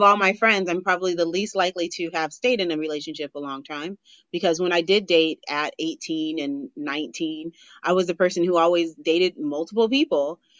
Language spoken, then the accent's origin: English; Los Angeles, California, United States; I'm actually from LA.